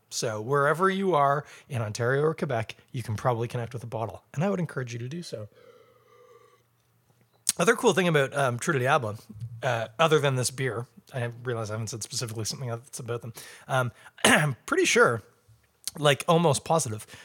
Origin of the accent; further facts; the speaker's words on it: England, United Kingdom; now in Canada; Fine, fine. I'm English. We've already discovered that.